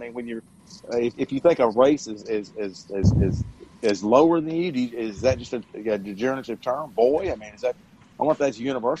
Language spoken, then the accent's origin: English; the South, United States; I'm from the South. I've lived in the South all my life.